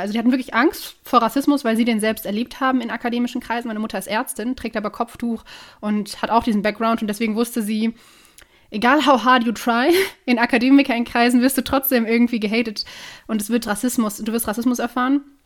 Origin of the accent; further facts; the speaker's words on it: Duisburg, North Rhine-Westphalia, Germany; moved away as an adult; also born or lived in Oberhausen; now in Cologne, Germany; ich wohne gerade in Köln, bin gebürtige Duisburgerin